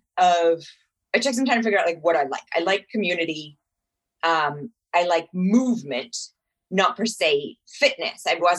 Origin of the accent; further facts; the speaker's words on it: Ojai, California, United States; I grew up in Ojai, which is, you know, just north of LA.